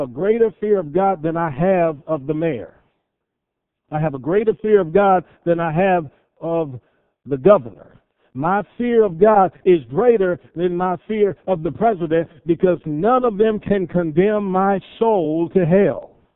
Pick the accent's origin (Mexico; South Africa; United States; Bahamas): United States; Cleveland, Ohio; I grew up in Cleveland, Ohio